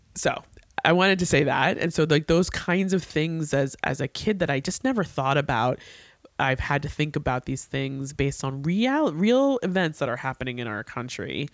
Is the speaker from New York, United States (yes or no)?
yes; New York, United States; I, as a New Yorker